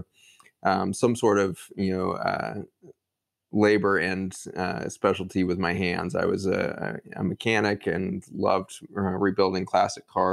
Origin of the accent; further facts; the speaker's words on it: Boulder, Colorado, United States; grew up outside of Boulder, Colorado, and in the housing projects that were outside of Boulder there